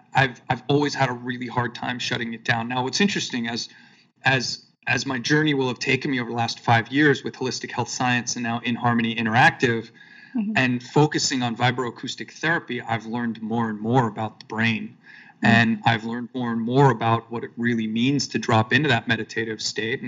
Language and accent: English; Long Island, New York, United States; I grew up in New York, and I grew up on Long Island